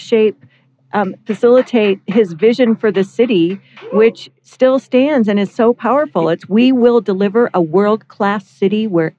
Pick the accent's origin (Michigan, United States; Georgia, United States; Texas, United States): Michigan, United States; Port Huron; I am from Port Huron, Michigan.